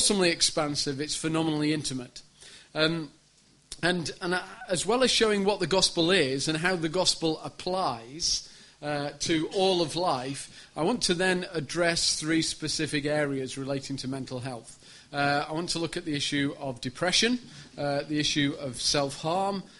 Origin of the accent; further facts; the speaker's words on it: Sheffield, Yorkshire and the Humber, United Kingdom; I'm from Sheffield, which is a beautiful city in the north of the country